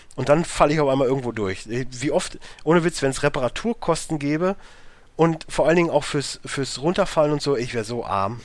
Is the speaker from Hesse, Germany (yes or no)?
no; Münsterland, North Rhine-Westphalia, Germany; now in Ruhr area, Germany; ich komme ja nun mal jetzt nicht aus dem Ruhrgebiet, ich wohne ja jetzt halt hier. So, ich komme ja aus dem Münsterland